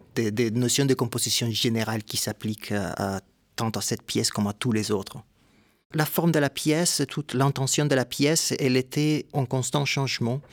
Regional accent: Ponce, Puerto Rico; moved away; also born or lived in San Juan, Puerto Rico; Je viens de Porto Rico

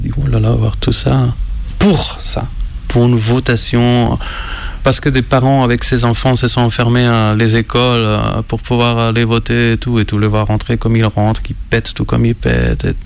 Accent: Barcelona, Catalonia, Spain; French is a second language; moved away as an adult; now in Lyon, France; Je viens de Barcelone. Ça fait 10 ans. Je suis déjà à Lyon. Rencontre. Je suis un électeur étranger, comme on dit. Étranger d'étrange, parce que je ne peux pas voter en France.

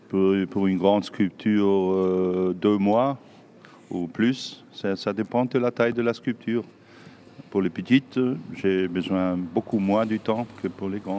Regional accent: Southern Germany, Germany; born there; French is a second language; Ma nationalité Allemand. Je suis allemand. Je suis né au sud de l'Allemagne.

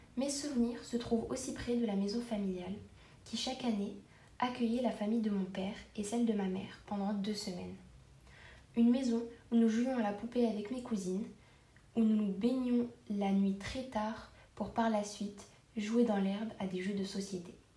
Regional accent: El Jadida, Casablanca-Settat, Morocco; J'ai passé mon enfance à El Jadida

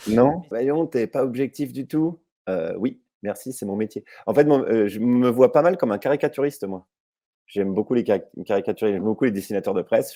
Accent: Jussey, Bourgogne-Franche-Comté, France; où j'ai grandi là, en Haute-Saône, c'est Jussé, j'allais à Vesoul

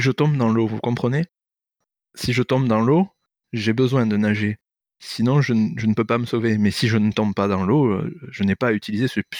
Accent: Paris, Île-de-France, France; alors j'ai grandi à Paris

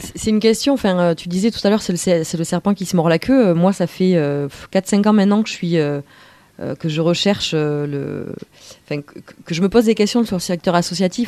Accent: Bordeaux, Nouvelle-Aquitaine, France; moi je suis de Bordeaux

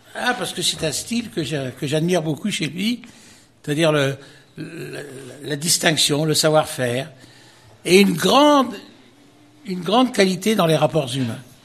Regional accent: Perche, Centre-Val de Loire, France; je suis né dans le Perche, moi. Je suis né à au Perche et quand j'étais petit, comme tous les gosses de mon enfance, on allait garder les vaches

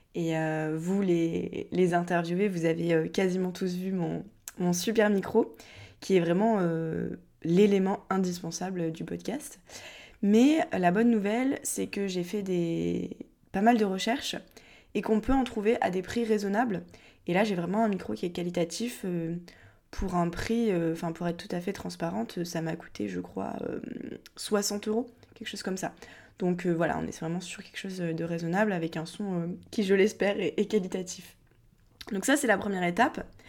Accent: Montpellier, Occitania, France; je viens de Montpellier

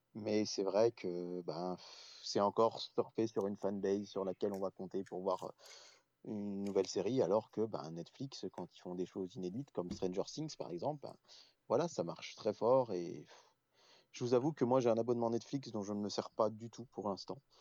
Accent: France; par chez nous en France

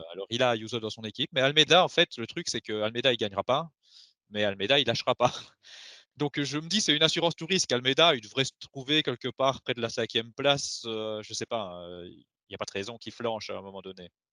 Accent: Belgium; on est belge

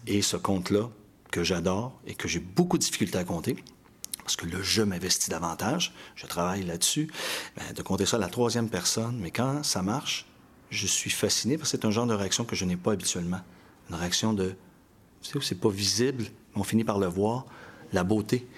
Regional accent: Montreal, Quebec, Canada; also born or lived in Paris / Strasbourg; Je suis un Montréalais de souche, il n'y en a pas tant que ça en passant. Je suis né à Montréal, je vais mourir à Montréal, on m'a déporté en banlieue

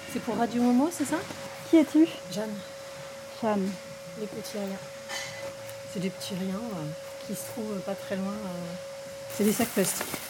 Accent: Paris, Île-de-France, France; moved away; je viens de Paris

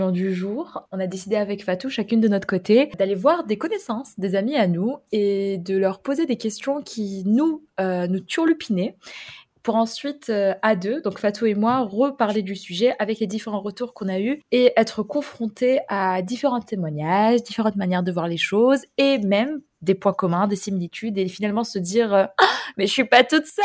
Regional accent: Kuwait; moved away as an adult; now in France; donc moi j'ai grandi dans un pays arabe du Moyen-Orient

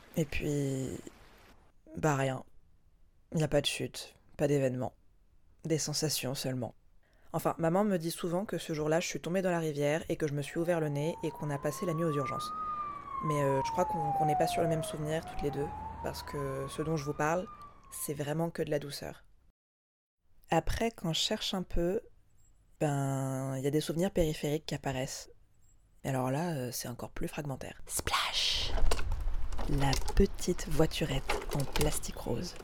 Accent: Lozère, Occitania, France; j'ai grandi en Lozère, parce que c'est là qu'on habitait

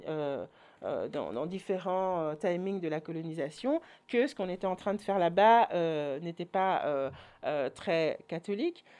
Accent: Orval, Wallonia, Belgium; moved away; also born or lived in Brussels; j'ai grandi à Orval

